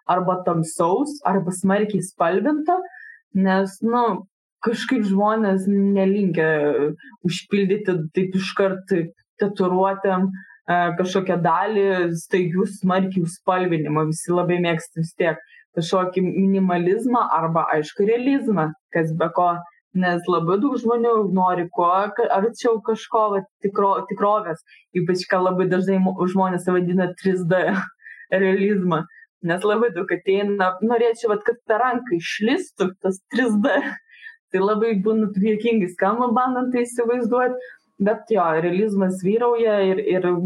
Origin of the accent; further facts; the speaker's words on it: Lithuania; mes lietuviai esam gamtininkai miškininkai